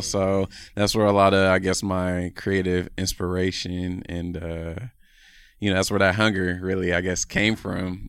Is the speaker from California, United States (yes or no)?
yes; Oakland, California, United States; I'm from Oakland, California, born and raised